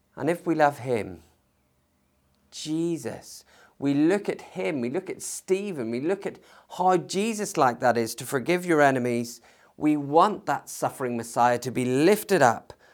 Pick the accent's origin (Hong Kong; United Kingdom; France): United Kingdom; we have as British citizens